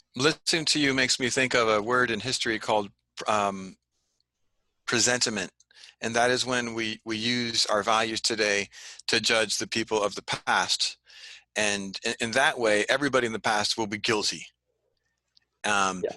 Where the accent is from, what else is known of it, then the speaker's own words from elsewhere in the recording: Santa Ana, California, United States; also born or lived in Europe; when I was a kid growing up in Santa Ana